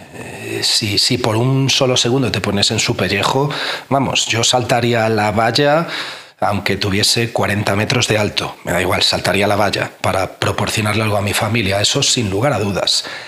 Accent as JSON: {"language": "Spanish", "town": "A Coruña", "region": "Galicia", "country": "Spain", "tie": "born or raised there", "moved": "as an adult", "said": "me tuve que volver pues a mi ciudad natal, a La Coruña"}